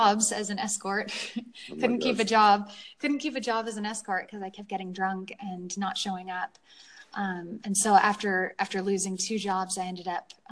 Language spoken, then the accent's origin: English; San Francisco, California, United States; I grew up in California in San Francisco